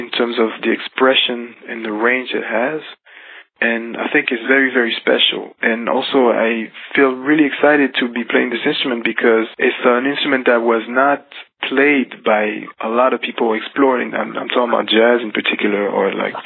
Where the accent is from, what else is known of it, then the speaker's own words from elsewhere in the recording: Geneva, Switzerland; I grew up in Switzerland, in Geneva, and kind of outside of Geneva, a little bit on the countryside